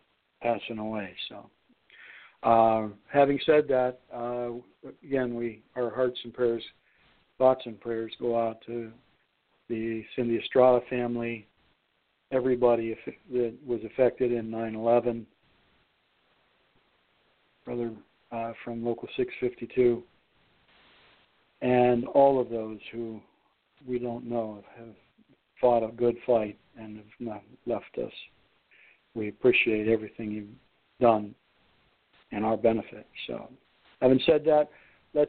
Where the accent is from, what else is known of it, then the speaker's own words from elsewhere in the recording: Lordstown, Ohio, United States; Lordstown, Ohio, my hometown there, Youngstown